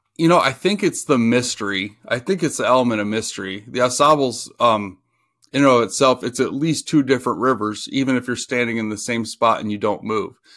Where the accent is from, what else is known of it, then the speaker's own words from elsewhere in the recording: Oxford, Ohio, United States; now in Michigan, United States; I grew up in Oxford, Ohio, which is by the Indiana border, and about an hour from Cincinnati.